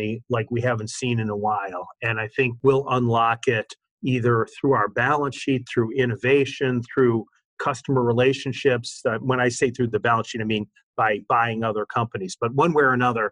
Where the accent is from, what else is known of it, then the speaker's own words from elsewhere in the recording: Detroit, Michigan, United States; moved away as an adult; also born or lived in Washington, D.C. / Columbus, Ohio / Cleveland, Ohio; I grew up in Detroit